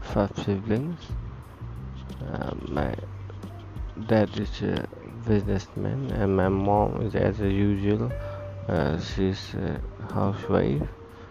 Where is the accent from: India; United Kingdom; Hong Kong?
India; Manipur; now in Delhi, India; I'm from Manipur